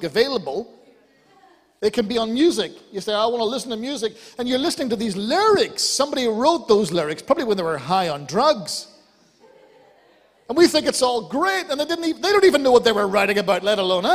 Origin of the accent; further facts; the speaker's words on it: Ireland; I'm Irish